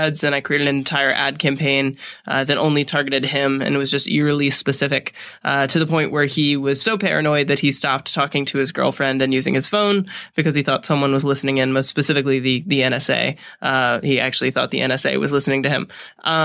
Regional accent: Atlanta, Georgia, United States; also born or lived in Vermont; now in Los Angeles, United States; I am actually from Atlanta by way of Vermont.

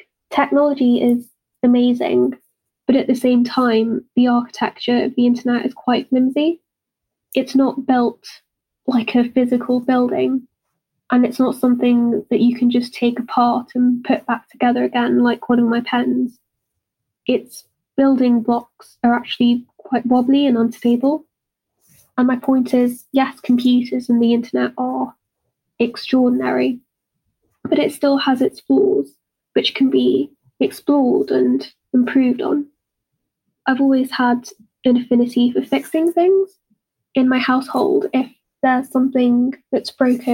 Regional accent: United Kingdom; accent: British; if you couldn't already tell by my accent, I'm British.

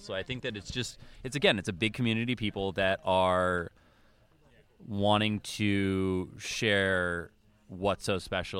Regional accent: New England, United States; now in California, United States; I grew up in New England, moved to California, and now I come back here and just try to pretend like I live in Vermont when I come back.

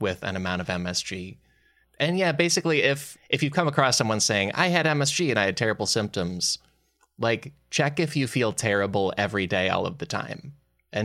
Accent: United States; coming from this as an American

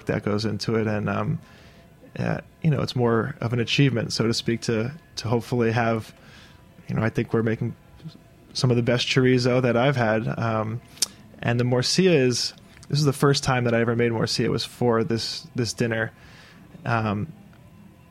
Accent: New York City, New York, United States; we grew up on the Upper West Side of New York, of Manhattan

